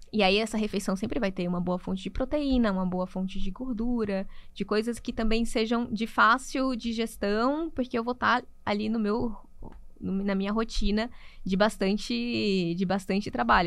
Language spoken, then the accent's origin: Portuguese; Natal, Rio Grande do Norte, Brazil; moved away as an adult; now in São Paulo, Brazil; Eu sou de Natal, Rio Grande do Norte